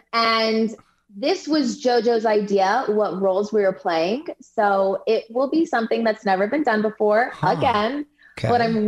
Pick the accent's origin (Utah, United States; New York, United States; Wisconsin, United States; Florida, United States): Utah, United States; moved away; also born or lived in California; I was born in California, so I consider myself a California girl, but I was raised and did my dance training in Utah with the Huffs, with Chelsea Hightower. We all come from that same little studio in Utah.